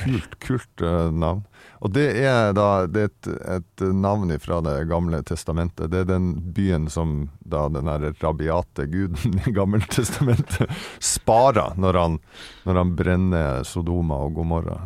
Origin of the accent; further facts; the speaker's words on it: Vesterålen, Nordland, Norway; moved away; oppe i Vesterålen, der jeg kommer ifra